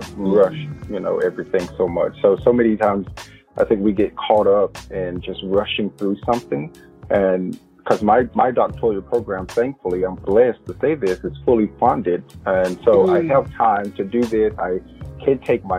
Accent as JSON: {"language": "English", "town": "Progress", "region": "Mississippi", "country": "United States", "tie": "born or raised there", "moved": "as an adult", "lives_now": "Chapel Hill, United States", "said": "I come from Mississippi, and because I come from a rural background"}